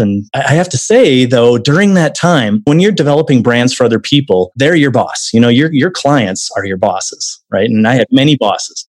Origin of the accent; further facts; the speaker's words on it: Wisconsin, United States; now in Arizona, United States; originally from Wisconsin. I'm from the Midwest myself.